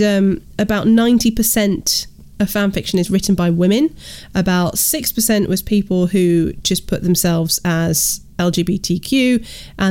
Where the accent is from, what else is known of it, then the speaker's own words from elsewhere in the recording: Uganda; moved away; I was raised in Uganda in East Africa for a lot of my childhood